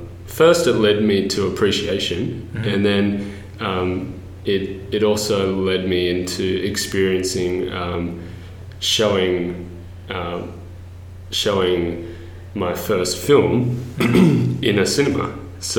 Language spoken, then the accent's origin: English; Culburra, New South Wales, Australia; I'm from the south coast of New South Wales in a little town called Culburra. And that was a great privilege because it was right on the coast and it was a fishing, surfing community. And and I am just really grateful for that upbringing